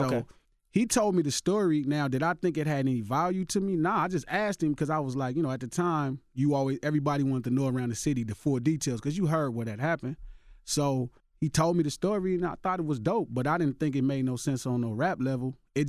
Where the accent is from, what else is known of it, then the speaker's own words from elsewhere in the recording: Los Angeles, California, United States; Yeah, I'm from Watts.